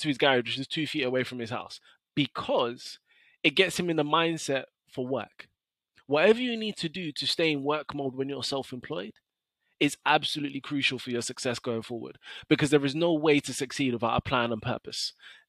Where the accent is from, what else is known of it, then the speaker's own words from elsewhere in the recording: London, United Kingdom; I have an incredible academic track record, scholarships, but I'm still from South London.